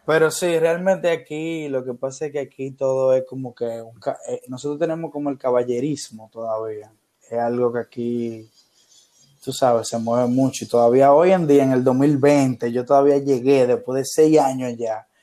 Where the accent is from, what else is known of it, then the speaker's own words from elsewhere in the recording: Dominican Republic; also born or lived in Buenos Aires, Argentina; yo quería estudiar cine y en mi país no había carrera de cine. Eh, solo había una eh, de la Universidad Autónoma de Santo Domingo, que es la universidad pública de acá.